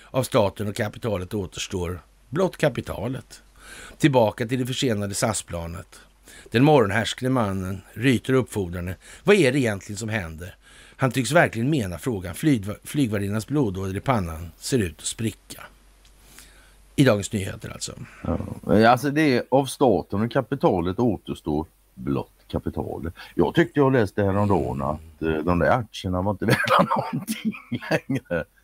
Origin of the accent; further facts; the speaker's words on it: Västerbotten County, Sweden; Det gamla bolaget Masonit AB låg i Västerbotten där jag växte upp.